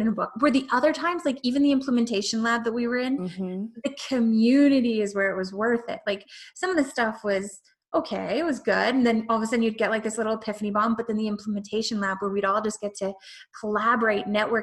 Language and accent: English; Canada; I'm Canadian.